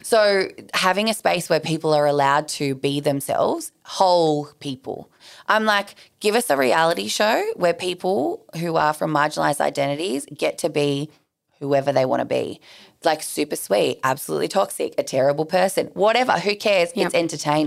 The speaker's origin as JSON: {"language": "English", "town": "Sydney", "region": "New South Wales", "country": "Australia", "tie": "born or raised there", "said": "I grew up in southwest Sydney. Like, I grew up in Bankstown."}